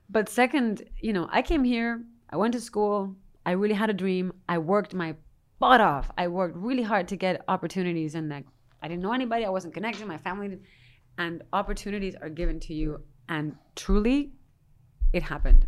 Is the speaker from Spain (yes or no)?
yes; Spain; moved away; I'm Spanish from Spain